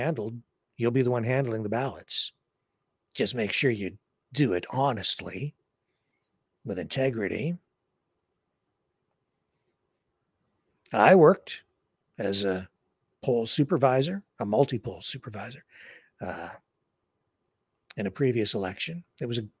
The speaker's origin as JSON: {"language": "English", "region": "Southwestern Ontario", "country": "Canada", "tie": "born or raised there", "said": "I grew up in Southern Ontario, Southwestern Ontario"}